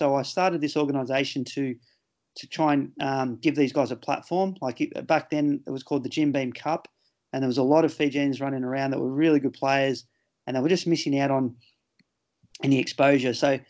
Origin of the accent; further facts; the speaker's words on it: Sydney, New South Wales, Australia; moved away as an adult; also born or lived in United Kingdom; Born and raised on the Northern Beaches.